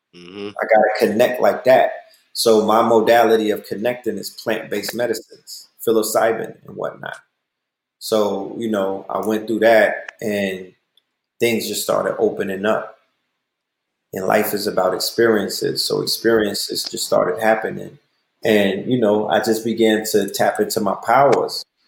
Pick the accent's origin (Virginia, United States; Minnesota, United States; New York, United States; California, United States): New York, United States; now in Atlanta, United States; I'm a New Yorker